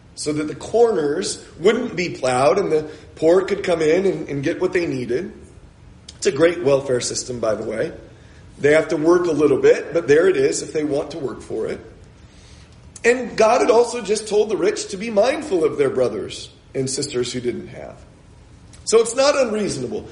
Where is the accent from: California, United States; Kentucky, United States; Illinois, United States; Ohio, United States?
California, United States; San Diego; I'm an American. I grew up in San Diego, California